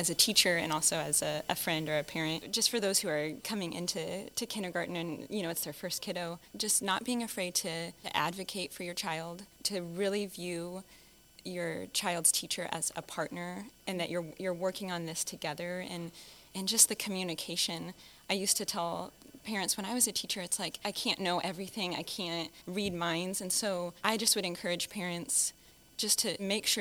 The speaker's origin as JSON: {"language": "English", "area": "Blue Valley School District", "region": "Kansas", "country": "United States", "tie": "born or raised there", "said": "I grew up in the Blue Valley School District, so I was in kindergarten here in Blue Valley"}